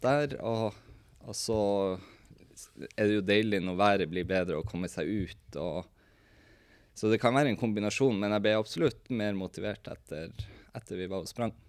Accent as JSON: {"language": "Norwegian", "town": "Tromsø", "region": "Troms", "country": "Norway", "said": "vi er en kompisgjeng fra Tromsø"}